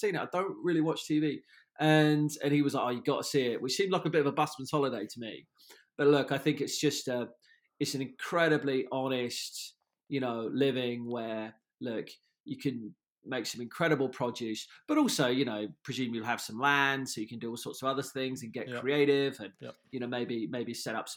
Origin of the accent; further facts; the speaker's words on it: Surrey, South East England, United Kingdom; I grew up down in Surrey